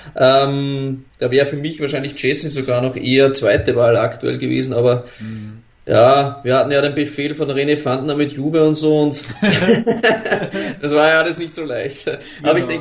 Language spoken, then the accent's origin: German; Austria; als Österreicher